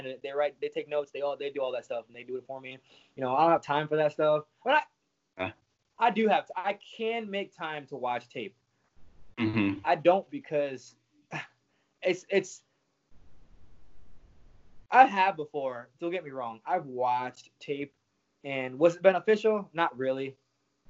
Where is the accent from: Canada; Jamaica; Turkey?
Jamaica; moved away; I grew up in Jamaica since I was 9